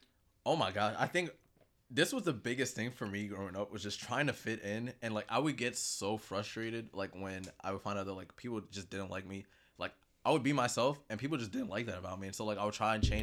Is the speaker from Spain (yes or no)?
no; Kenya; I think the biggest one was, of course, just being Kenyan.